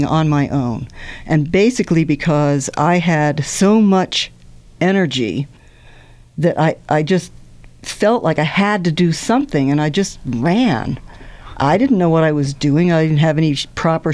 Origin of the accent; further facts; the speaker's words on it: Norfolk, Virginia, United States; I grew up in Norfolk, Virginia, near the Air Force Base.